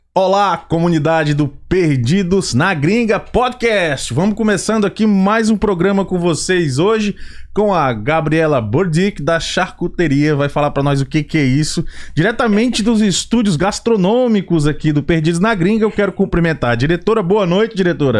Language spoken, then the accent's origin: Portuguese; Brasília, Federal District, Brazil; now in United States; nasci em Brasília